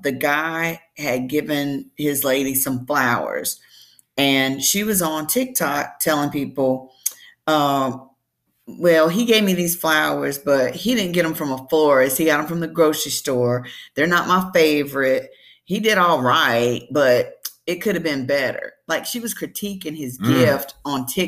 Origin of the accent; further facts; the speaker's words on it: the South, Southern United States, United States; I'm a Southerner, Southern Belle, born and bred